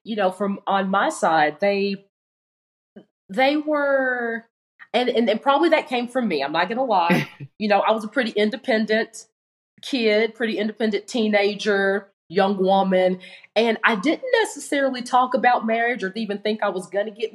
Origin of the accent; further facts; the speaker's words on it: Tennessee, United States; moved away as an adult; now in Arizona, United States; I'm originally from Tennessee and I had moved here on my own.